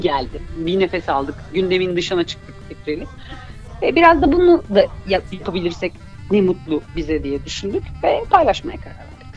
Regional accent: Malatya, Turkey; ben Malatyalıyım

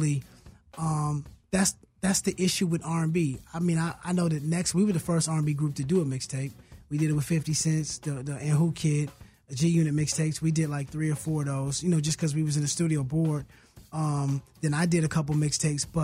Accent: Hayward, California, United States; I grew up in Hayward.

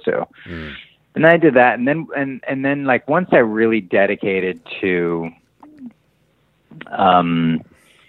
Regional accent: Long Beach, California, United States; also born or lived in Hollywood, Los Angeles; now in Los Angeles, United States; I was born here and then we moved a little south of here to Long Beach. So I grew up most of my life was spent down in Long Beach, like 35 miles south of here

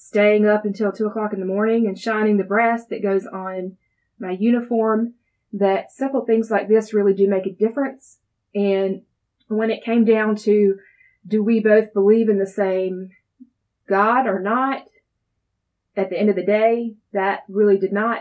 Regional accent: Darlington, South Carolina, United States; Born and raised here in Darlington, South Carolina

